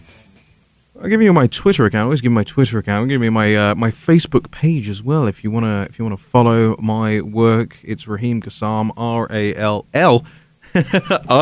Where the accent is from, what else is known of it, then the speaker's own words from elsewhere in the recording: United Kingdom; now in United States; my country, where Britain is at the moment.